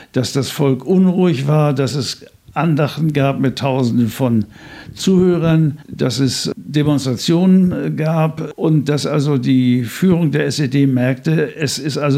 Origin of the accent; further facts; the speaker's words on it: Schwerin, Mecklenburg-Vorpommern, Germany; born there; ich bin Pastor im Ruhestand, geboren in Schwerin